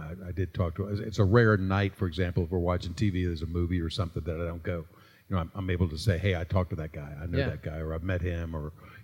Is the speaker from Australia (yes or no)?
no; Newport News, Virginia, United States; I was born and raised in the Tidewater area of Virginia, in Newport News, Virginia